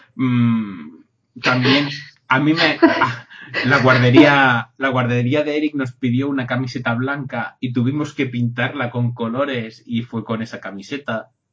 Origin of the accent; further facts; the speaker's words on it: Catalonia, Spain; yo soy catalán